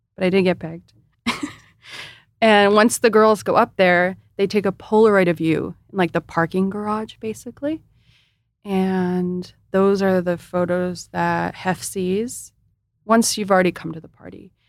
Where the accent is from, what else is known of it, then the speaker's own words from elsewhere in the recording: Imperial Beach, California, United States; I started off in Imperial Beach